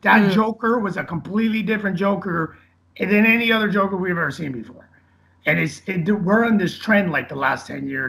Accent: Boston, Massachusetts, United States; he's from the same place I'm from. We're both from Boston.

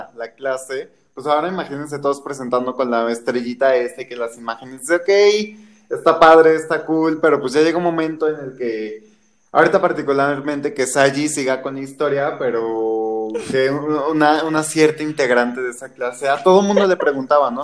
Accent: Mexico City, Mexico; yo soy enteramente de la Ciudad de México

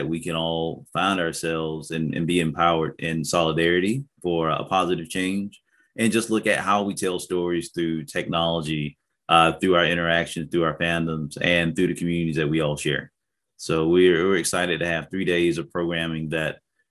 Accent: the South, United States; growing up in the South

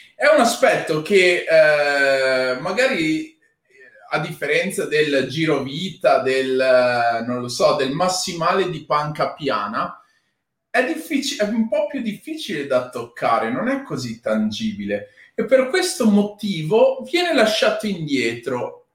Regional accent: Padua, Veneto, Italy; moved away; also born or lived in Rome / Milan; essendo nato e cresciuto a Padova

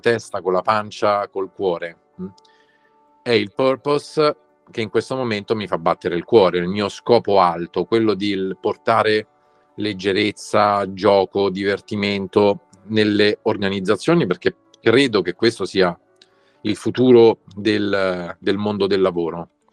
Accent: Rome, Lazio, Italy; noi da romani

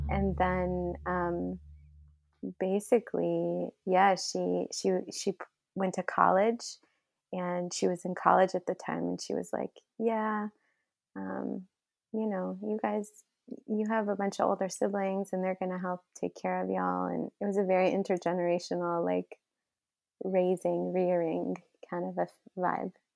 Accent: Flint, Michigan, United States; born or raised there; also born or lived in Riyadh, Saudi Arabia

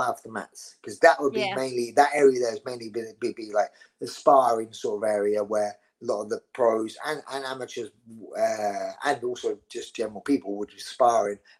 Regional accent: London, United Kingdom; accent: Scottish; I'm from the East End of London. … were family friends of my mother's

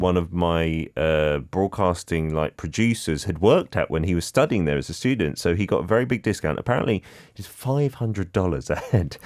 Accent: United Kingdom; now in Korea; as a Brit

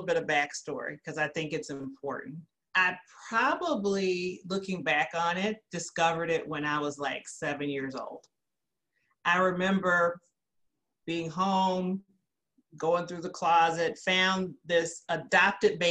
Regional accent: Gary, Indiana, United States; also born or lived in Peoria, Illinois; I grew up in Gary, Indiana

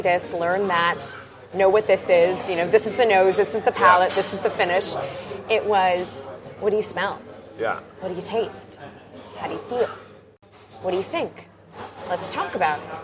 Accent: Canada; I'm a Canadian with Scottish roots.

